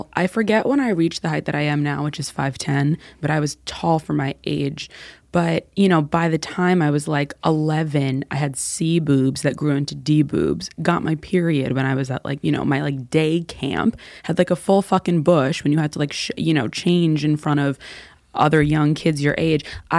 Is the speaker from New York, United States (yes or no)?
yes; New York City, New York, United States; So I grew up in New York City, born and raised. We are a rare breed of human being that are still living there, unicorns.